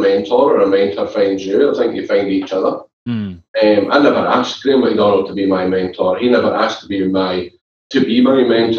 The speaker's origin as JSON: {"language": "English", "town": "Glasgow", "region": "Scotland", "country": "United Kingdom", "tie": "born or raised there", "said": "Growing up in Glasgow, we know it's football."}